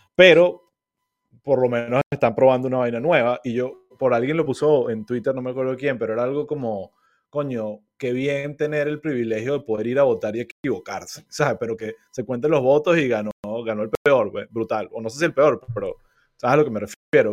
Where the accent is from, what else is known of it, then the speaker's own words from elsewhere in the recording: Venezuela; moved away; nosotros como venezolanos